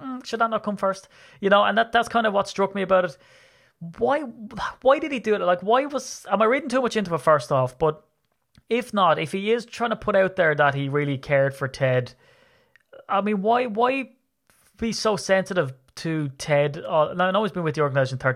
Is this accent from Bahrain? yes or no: no; Ireland; I'm Irish